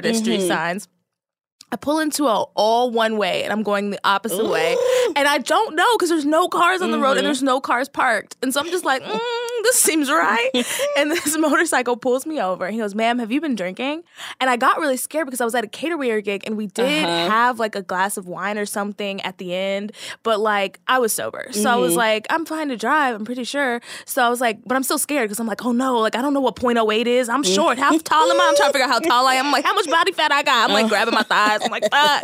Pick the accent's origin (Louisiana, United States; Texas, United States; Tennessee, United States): Texas, United States; moved away; I'm from Texas